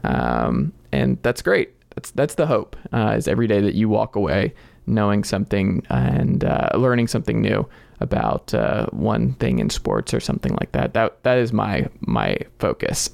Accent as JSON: {"language": "English", "town": "Stone Mountain", "region": "Georgia", "country": "United States", "tie": "born or raised there", "also_born_or_lived": "Tennessee", "moved": "as an adult", "said": "I am originally from Snow Mountain, Georgia, just outside of Atlanta"}